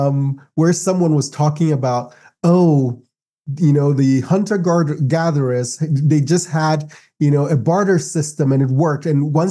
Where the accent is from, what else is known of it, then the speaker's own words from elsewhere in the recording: Brazil; now in United States; sometimes after being in the US for a long time, I start romanticizing my home country a little bit, where I'm like, maybe it wasn't so bad.